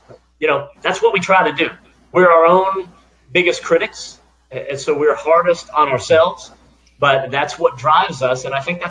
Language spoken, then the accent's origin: English; South Florida, United States; a kid growing up in South Florida